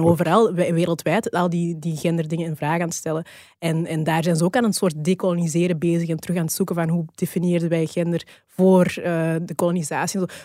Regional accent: Flanders, Belgium; also born or lived in Rwanda; in Rwanda geboren. Ik heb een Rwandeese biologische familie en ik ben hier opgegroeid. Ik heb, ehm, ehm, Belgische, Vlaamse, eh, adoptieouders

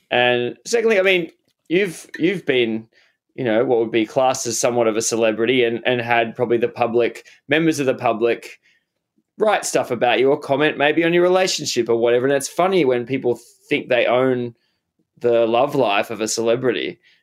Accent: Australia; as an Australian guy

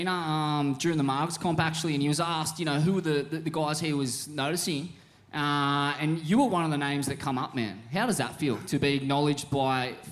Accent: Australia; that was one of the most satisfying things to watch as an Australian surf fan

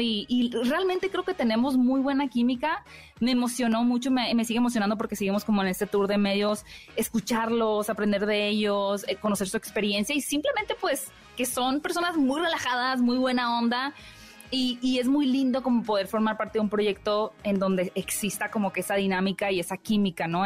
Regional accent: Hermosillo, Sonora, Mexico; yo soy norteña de Hermosillo

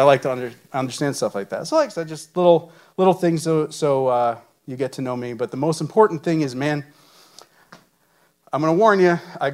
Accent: about 30 minutes north of Manhattan, New York, United States; moved away as an adult; I was born and raised in New York, about 30 minutes north of Manhattan. We moved here about 4.5 years ago.

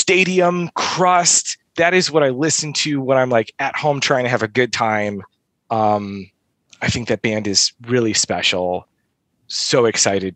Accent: the Midwest, Metro Detroit, Michigan, United States; I'm from the Midwest

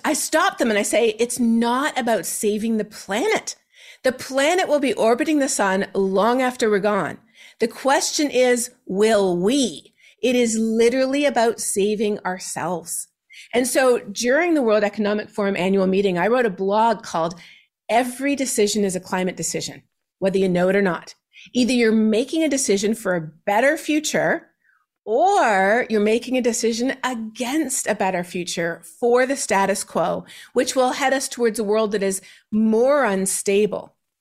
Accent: Canada; my home country of Canada

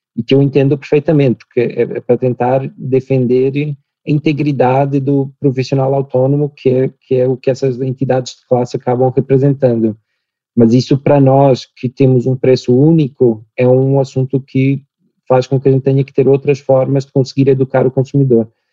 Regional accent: Portugal; accent: Portuguese; moved away as an adult; also born or lived in United States / New York; now in Brazil; eu sou português, meu sotaque ia me entregar muito rapidamente

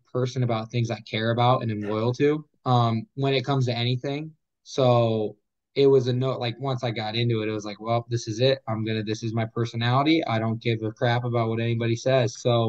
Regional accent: Illinois, United States; I'm from Illinois.

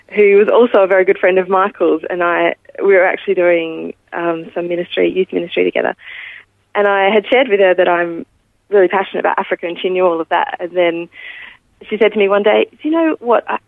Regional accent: Adelaide, South Australia, Australia; I was born in Adelaide um, in the northeast of Adelaide. I was lucky enough to grow up in a Christian home

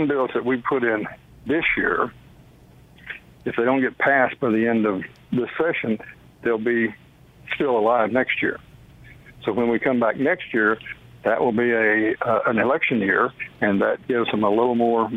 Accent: Bells, Texas, United States; moved away; also born or lived in Georgia; I was born and raised in Texas.

